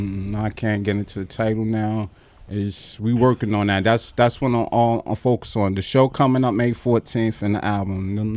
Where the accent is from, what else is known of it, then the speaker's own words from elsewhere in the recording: Newark, New Jersey, United States; I'm from Brick City.